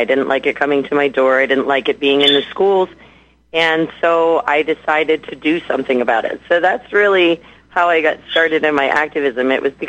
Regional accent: Pennsylvania, United States; I am a mom of five, and I hail from Pennsylvania.

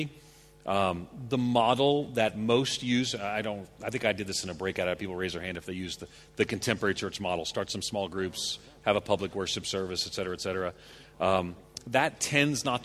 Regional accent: outside of New York City, United States; I grew up outside of New York City

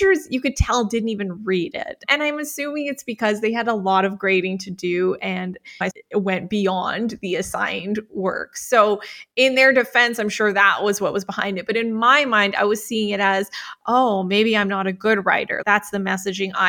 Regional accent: Calgary, Alberta, Canada; I am from Calgary, Alberta, Canada. So Canadian.

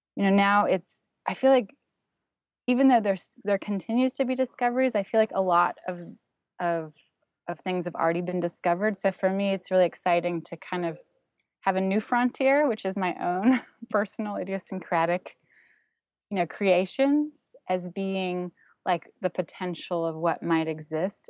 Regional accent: Toronto, Ontario, Canada; first language German; English is a second language; moved away as an adult; also born or lived in Berlin, Germany / Santa Cruz, California; now in New York City, United States; where I was gr-, growing up in Toronto.

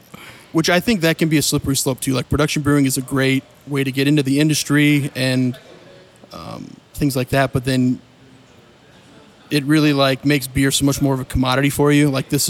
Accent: Montana, United States; now in Lebanon, Ohio, United States; I grew up in Montana from there originally.

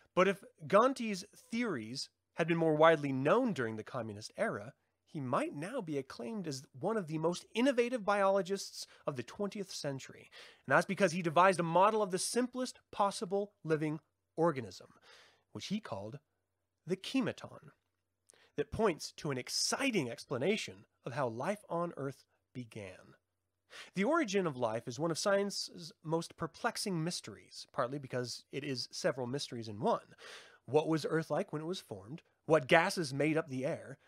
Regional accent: United States; I'm American.

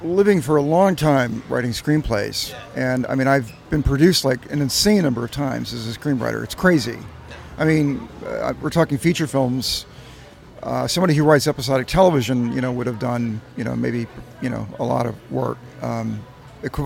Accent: the South, United States; moved away; I'm from the South originally

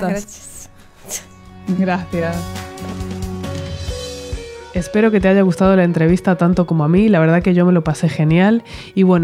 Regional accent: Madrid, Community of Madrid, Spain; moved away as an adult; now in Uruguay; Yo soy de Madrid, vosotras estáis ahí, conocéis cómo es la ciudad, es una locura. Y yo acababa de ser mamá, mi hija mayor tenía seis meses cuando vinimos a Uruguay.

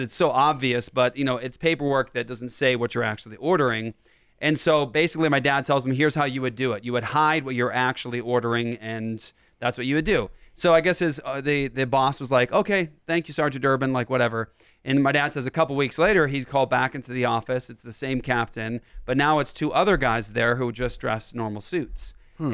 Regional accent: Las Vegas, Nevada, United States; born there; I was born in Las Vegas in 1978 at Nellis Air Force Base. My dad was in the Air Force, and that's where we were stationed for a long time.

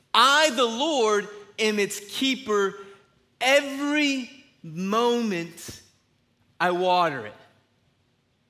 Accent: Griffin, Georgia, United States; I'm from a little place called Griffin

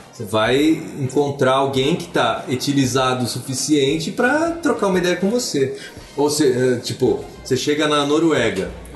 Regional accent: Brazil; a gente é brasileiro

